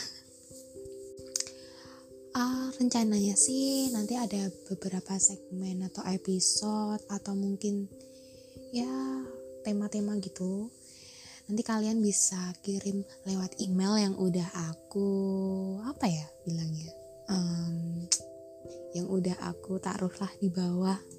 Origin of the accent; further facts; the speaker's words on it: Java, Indonesia; aku juga orang Jawa asli jadi nanti kalau misalnya ada logat yang aneh atau tutur bahasa yang lucu buat kalian mungkin aku minta maaf